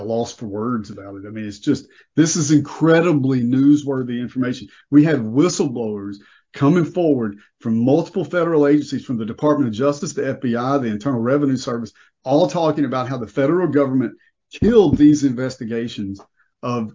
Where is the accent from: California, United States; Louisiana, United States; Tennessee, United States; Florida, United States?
Louisiana, United States; I'm from Louisiana